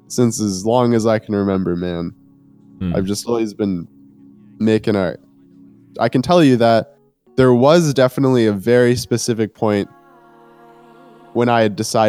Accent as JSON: {"language": "English", "town": "Winnipeg", "region": "Manitoba", "country": "Canada", "said": "I'm from Winnipeg. It's a city of about 700,000 people right now, in the heart of Canada"}